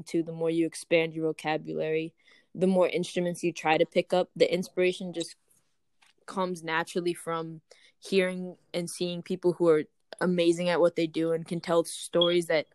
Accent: New York, United States; moved away as an adult; now in Boston, United States; I'm from New York originally

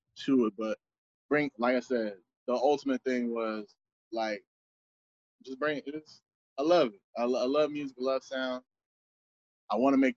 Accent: the South, United States; I was born in the South

